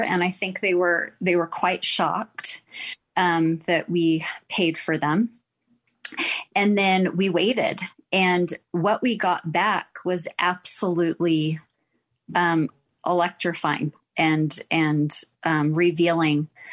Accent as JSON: {"language": "English", "region": "Texas", "country": "United States", "moved": "yes", "lives_now": "Utah, United States", "said": "I am also from Texas."}